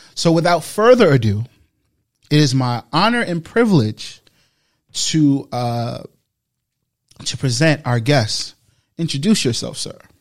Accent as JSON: {"language": "English", "town": "New York City", "region": "New York", "country": "United States", "tie": "born or raised there", "said": "I've been in the Bronx my whole life"}